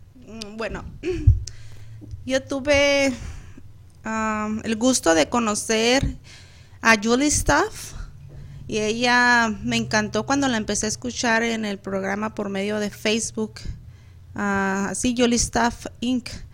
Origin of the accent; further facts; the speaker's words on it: Chihuahua, Mexico; yo soy de Chihuahua